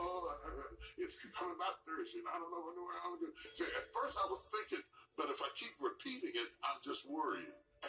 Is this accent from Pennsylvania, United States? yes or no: no; West Virginia, United States; I grew up in West Virginia